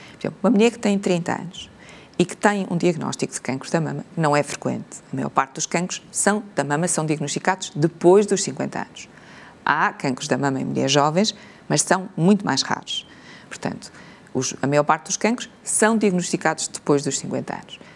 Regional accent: Portugal; como portugueses

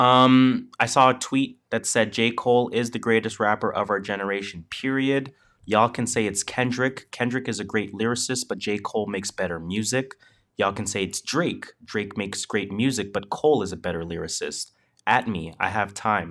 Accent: Jamaica; now in Toronto, Canada; I am Jamaican.

